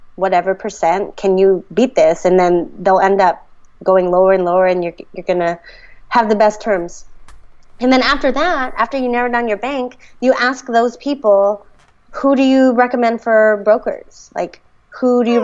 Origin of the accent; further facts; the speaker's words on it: the Bay Area, California, United States; also born or lived in New York; now in Sacramento, United States; I grew up in the Bay